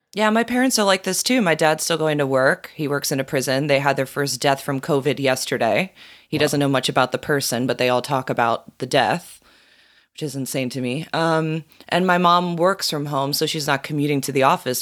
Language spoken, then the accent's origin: English; South Florida, United States; growing up in South Florida